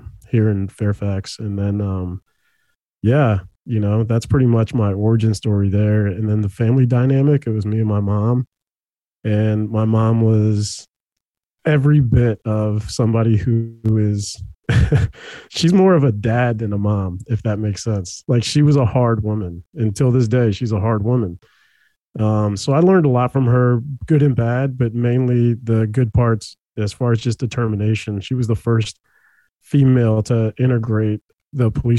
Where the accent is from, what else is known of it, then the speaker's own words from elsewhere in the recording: El Salvador; now in Herndon, United States; I was born in El Salvador